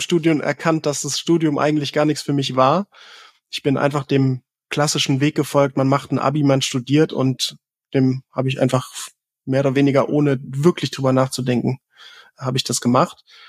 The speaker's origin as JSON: {"language": "German", "region": "Southern Germany", "country": "Germany", "tie": "born or raised there", "said": "ich bin ähm, tatsächlich im Süden von Deutschland geboren"}